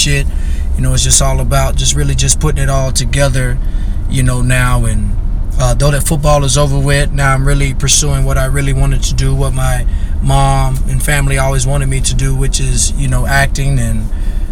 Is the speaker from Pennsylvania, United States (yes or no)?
no; Vidalia, Georgia, United States; moved away as an adult; also born or lived in Illinois / Minnesota; now in Texas, United States; I was born and raised. I'm originally from Vidalia, Georgia.